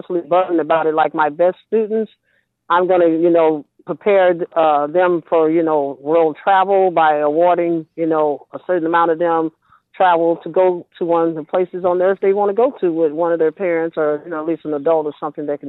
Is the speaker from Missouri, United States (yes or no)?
yes; St. Louis, Missouri, United States; moved away as an adult; also born or lived in Riverside, California; now in California, United States; I was from St. Louis